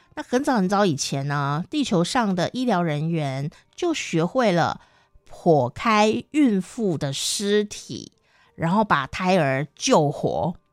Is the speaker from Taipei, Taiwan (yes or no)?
no; Taichung, Taiwan; 台湾的中部，台中，我的家乡那边